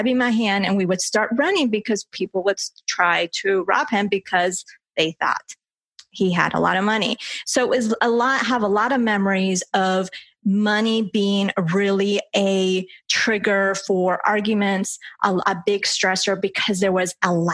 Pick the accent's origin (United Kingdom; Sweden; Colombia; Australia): Colombia; English is a second language; now in United States; I was born in Colombia